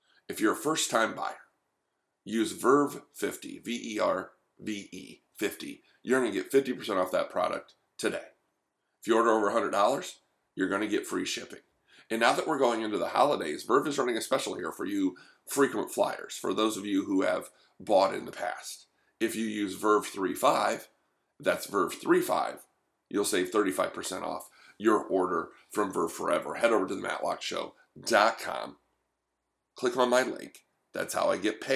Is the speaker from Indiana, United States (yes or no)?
yes; Fort Wayne, Indiana, United States; I'm from Fort Wayne, Indiana